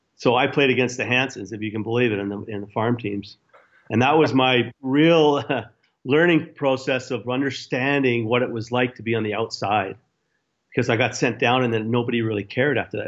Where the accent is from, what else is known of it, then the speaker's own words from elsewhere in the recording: Edmonton, Alberta, Canada; moved away; also born or lived in Chicago; I left Chicago to go to Edmonton